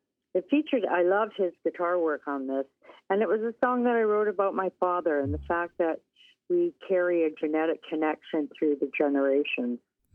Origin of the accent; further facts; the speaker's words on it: Windsor, Ontario, Canada; I grew up in Windsor, Ontario, of all places